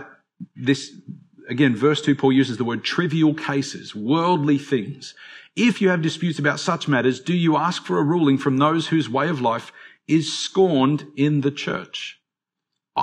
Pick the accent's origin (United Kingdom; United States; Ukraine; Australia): Australia; as Australian Christians